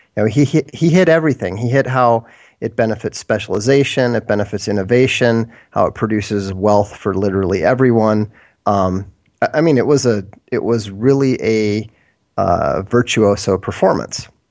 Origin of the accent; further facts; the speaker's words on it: Minnesota, United States; moved away as an adult; also born or lived in Boston / Europe; then my parents moved to Minnesota